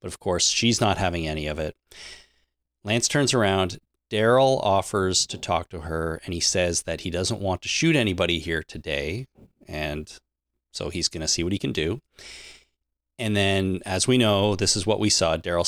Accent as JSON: {"language": "English", "country": "Canada"}